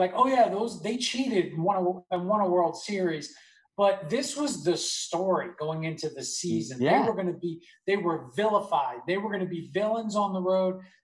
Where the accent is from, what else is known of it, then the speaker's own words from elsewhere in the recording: Nassau County, Long Island, New York, United States; I grew up in Nassau County, which is on Long Island